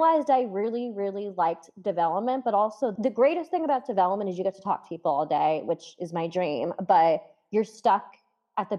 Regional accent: Fair Lawn, New Jersey, United States; I'm from a town called Fairlawn, New Jersey

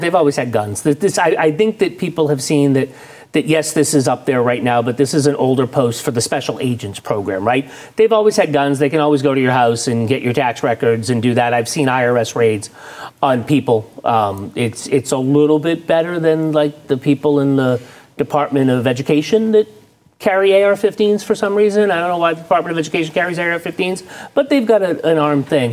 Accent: the Northeast, Massachusetts, United States; moved away; I grew up in the Northeast, and in Massachusetts

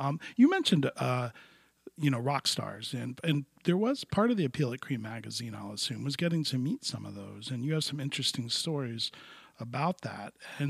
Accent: Miami, Florida, United States; I grew up in Miami in the 70s, which was an outpost as well.

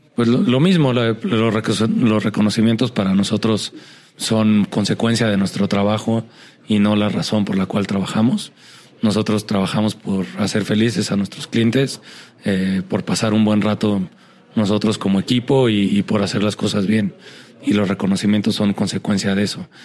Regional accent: Mexico; me siento un mexicano bastante normal

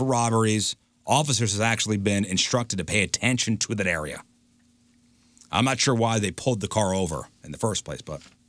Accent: Missouri, United States; I grew up in South County.

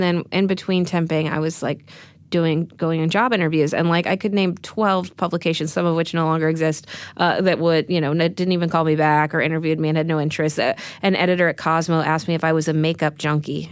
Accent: Texas, United States; moved away as an adult; now in New York, United States; When I was growing up in Texas

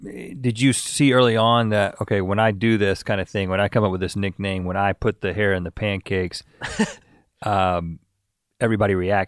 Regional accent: North Carolina, United States; Okay, we're from North Carolina, so.

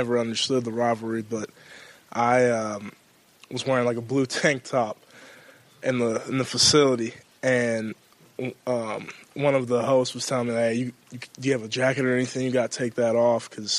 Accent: California, United States; moved away as an adult; now in Columbus, United States; I growing up in California

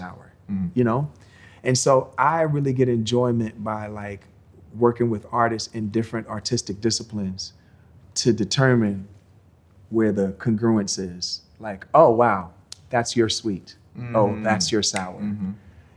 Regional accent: Virginia, United States; I was from Virginia

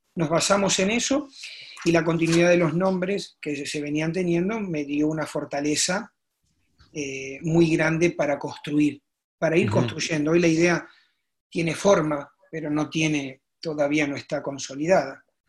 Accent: a town near Arequito, Rosario area, Santa Fe, Argentina; me fui a jugar a, a la Liga del, del Campo, como le llaman, que es mi pueblo. No jugué en mi pueblo, jugué en un pueblo cerca que es Arequito

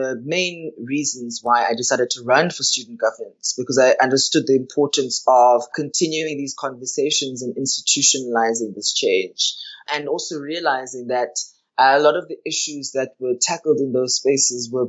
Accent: Johannesburg, Gauteng, South Africa; now in Cape Town, South Africa; I'm originally from Johannesburg

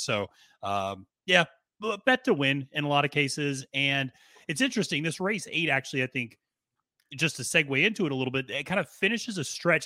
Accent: Reading, Pennsylvania, United States; now in Northern Virginia, United States; native of Pennsylvania, I grew up in Reading, Pennsylvania, about an hour and a half outside of Philadelphia

